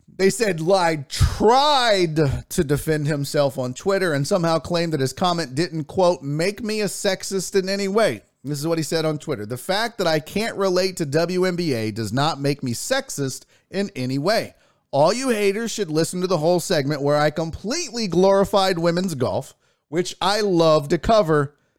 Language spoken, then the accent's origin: English; Houston, Texas, United States; also born or lived in Spring, Texas; Houston, Texas. Born and raised